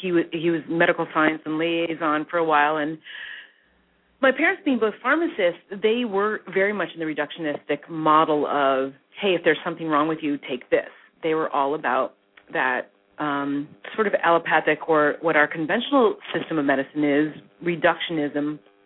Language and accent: English; Midwest, United States; Yeah, so what happened with me is that I grew up really in the Midwest, the daughter of two pharmacists, believe it or not.